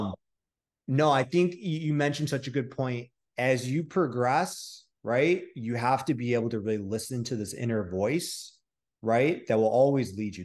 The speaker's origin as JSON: {"language": "English", "region": "Michigan", "country": "United States", "said": "I'm from Michigan, right? So there's no ocean"}